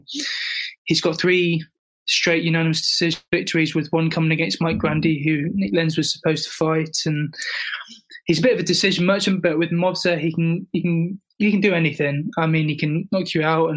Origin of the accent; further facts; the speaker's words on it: United Kingdom; I'm British